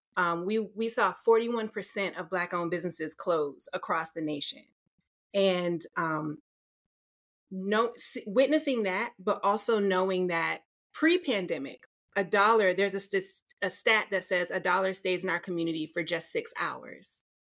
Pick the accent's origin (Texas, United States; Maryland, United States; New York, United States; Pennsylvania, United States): Maryland, United States; moved away as an adult; now in Los Angeles, United States; I'm from Maryland